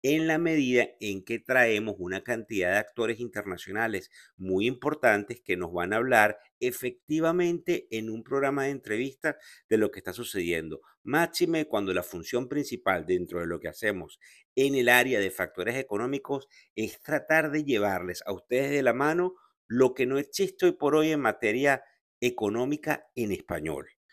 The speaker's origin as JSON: {"language": "Spanish", "country": "Venezuela", "said": "como venezolano"}